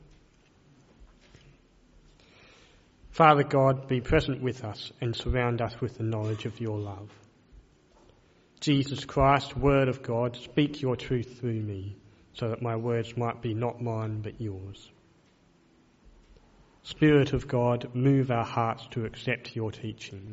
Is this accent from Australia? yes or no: yes; Adelaide, South Australia, Australia; also born or lived in Melbourne, Victoria; I was born in Melbourne, but moved here when I was 6 weeks old and have lived in Adelaide all my life since then.